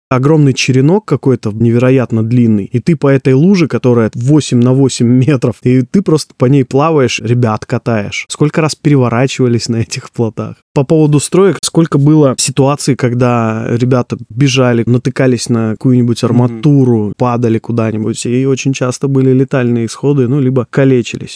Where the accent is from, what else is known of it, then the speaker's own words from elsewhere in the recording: Neryungri, Sakha Republic, Russia; Я сам родом из Якутии, сам Магадан даже еще суровее, чем город Нерюнгри, откуда я родом.